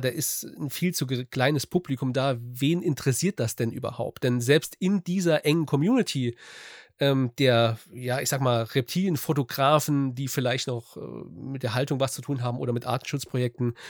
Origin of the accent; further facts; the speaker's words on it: Saarland, Germany; ich komme aus dem Saarland, ähm, Südwesten von Deutschland